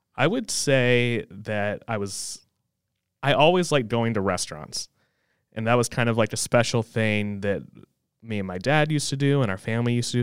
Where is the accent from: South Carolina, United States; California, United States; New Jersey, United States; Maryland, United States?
South Carolina, United States; Fort Mill; also born or lived in New York; I grew up in Fort Mill. Um, Fort Mill High, Yellow Jackets